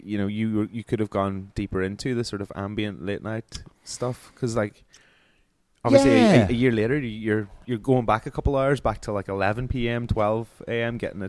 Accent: Omagh, Northern Ireland, United Kingdom; growing up in Oma

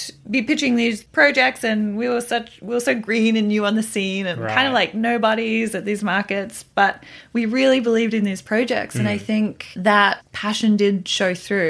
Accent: Australia; as an Australian

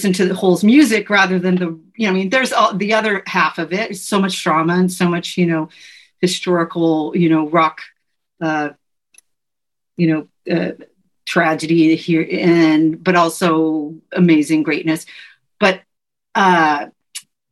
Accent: the Northwest, Pacific Northwest, United States; now in Los Angeles, United States; growing up in the Northwest

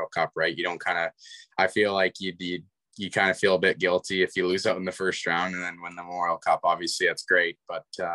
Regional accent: Kamloops, British Columbia, Canada; my hometown

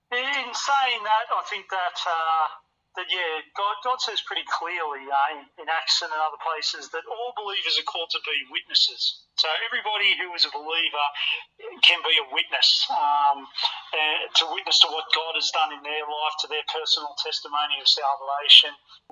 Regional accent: Wollongong, New South Wales, Australia; this is …. We're from Wollongong and we're here.

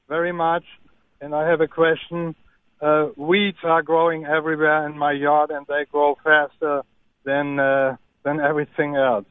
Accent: Germany; now in Mobile, United States; I'm from Germany

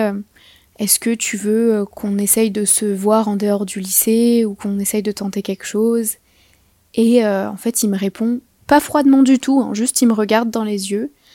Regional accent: France; je suis française

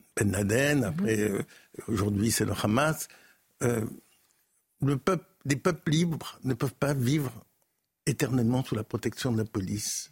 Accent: France; je suis français et j'ai vécu dans cette culture

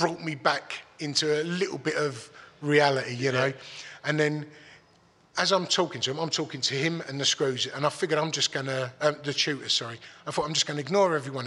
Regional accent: Dagenham, London, United Kingdom; I'm from Dagenham

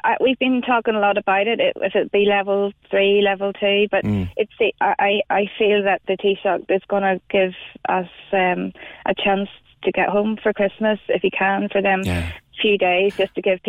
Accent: County Down, Northern Ireland, United Kingdom; moved away as an adult; now in Cork, Ireland; I'm from County Down, and I know it's an area of the Ards Peninsula which doesn't have many COVID cases.

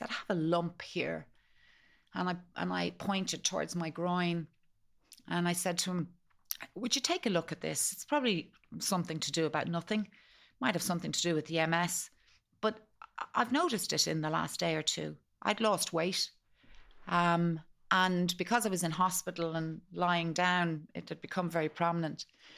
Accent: Malahide, Leinster, Ireland; born there; We went straight to a pub in the town in Malahide where I was born

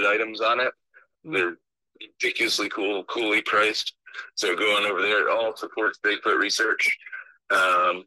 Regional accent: New Jersey, United States; I'm from New Jersey

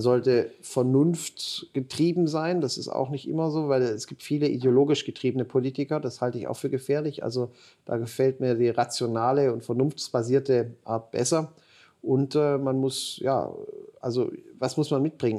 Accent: Ulm, Baden-Württemberg, Germany; Ich komm, bin Schwabe, komme aus Ulm

